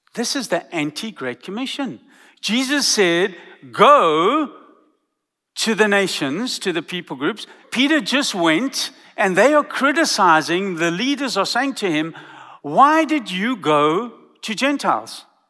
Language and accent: English; South Africa; now in Texas, United States; I come from South Africa.